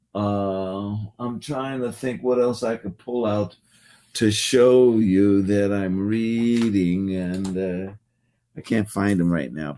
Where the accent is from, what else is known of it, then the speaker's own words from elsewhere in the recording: Oakland, California, United States; growing up in the Bay Area